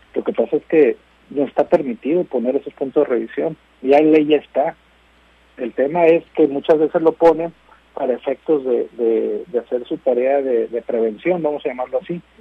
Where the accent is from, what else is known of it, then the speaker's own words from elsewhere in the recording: Mexico; nosotros como mexicanos